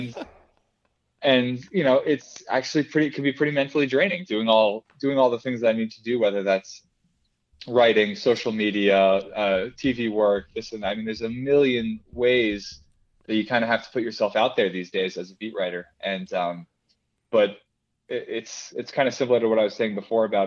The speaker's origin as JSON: {"language": "English", "region": "Massachusetts", "country": "United States", "tie": "born or raised there", "said": "I grew up in Massachusetts. I grew up very close to Pawtucket Red Sox"}